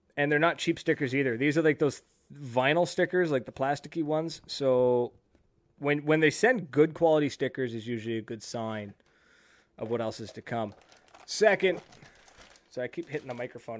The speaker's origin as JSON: {"language": "English", "country": "Canada", "said": "being a Canadian in California"}